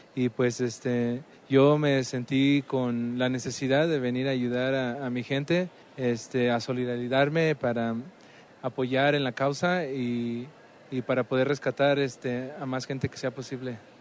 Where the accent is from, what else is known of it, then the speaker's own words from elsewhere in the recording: United States; yo soy nacido en Estados Unidos, pero con raíces mexicanas